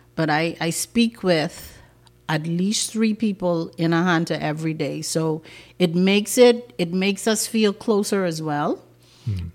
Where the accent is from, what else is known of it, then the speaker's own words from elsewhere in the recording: Cat Island, Bahamas; I'm from Cat Island